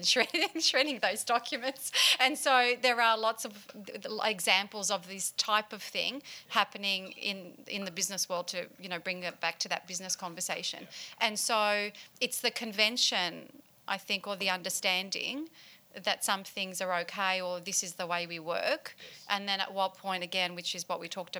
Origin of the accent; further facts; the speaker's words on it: Australia; are we all affronted as an Australian culture